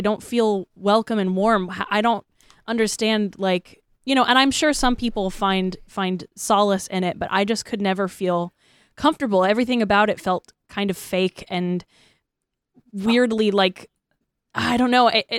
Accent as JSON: {"language": "English", "region": "Florida", "country": "United States", "tie": "born or raised there", "said": "That really fucking hit home really hard for me because I was raised Baptist in Florida."}